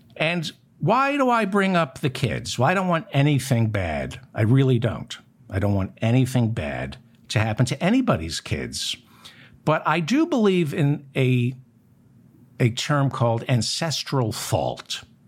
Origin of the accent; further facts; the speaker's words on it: United States; as an American